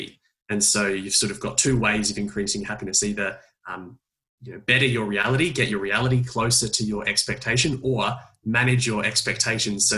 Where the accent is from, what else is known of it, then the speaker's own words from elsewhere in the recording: Adelaide, South Australia, Australia; moved away; my hometown of Adelaide, where I'm actually visiting at the moment, in my parents' front room